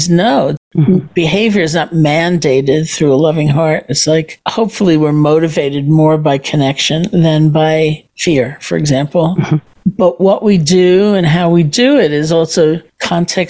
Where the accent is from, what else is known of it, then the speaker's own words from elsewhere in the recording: New York, United States; I'm a New Yorker.